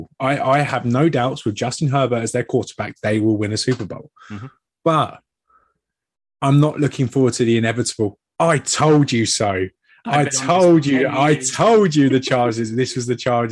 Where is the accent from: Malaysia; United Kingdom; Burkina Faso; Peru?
United Kingdom; England; being an Englishman